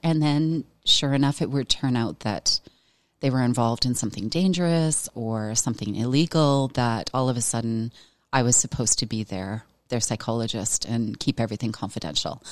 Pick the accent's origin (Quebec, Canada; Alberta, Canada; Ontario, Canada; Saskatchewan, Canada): Alberta, Canada; Veteran; I grew up in Veteran, Alberta